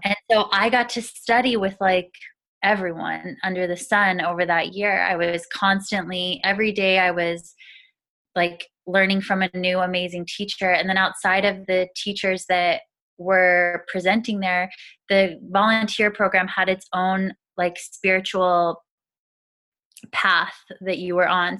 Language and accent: English; Arizona, United States; moved away as an adult; now in Seattle, United States; I grew up in Arizona in a really small town that was predominantly Mormon community